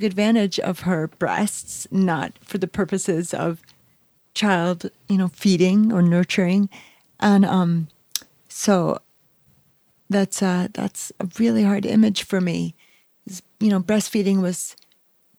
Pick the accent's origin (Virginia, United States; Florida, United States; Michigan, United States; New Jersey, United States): New Jersey, United States; also born or lived in Bronx, New York; I'm from the Bronx, raised in New Jersey